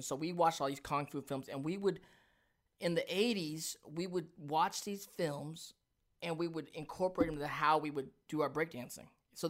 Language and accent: English; Hollywood, California, United States; I grew up in Hollywood, you were in Hollywood.